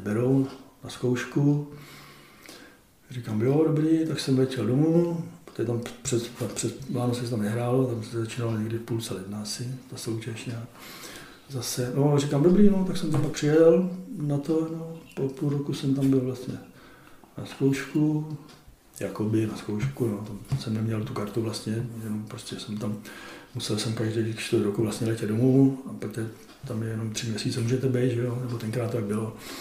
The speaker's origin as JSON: {"language": "Czech", "country": "Czechia", "said": "My tři Češi"}